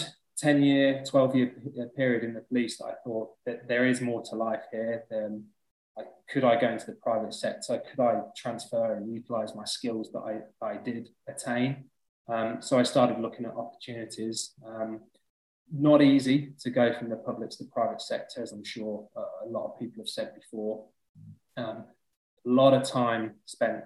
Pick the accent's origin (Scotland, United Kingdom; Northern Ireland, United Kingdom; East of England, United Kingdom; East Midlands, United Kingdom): East Midlands, United Kingdom; Leicester; moved away as an adult; also born or lived in London; So I moved down to London when I was 21 from Leicester. That's where I'm from.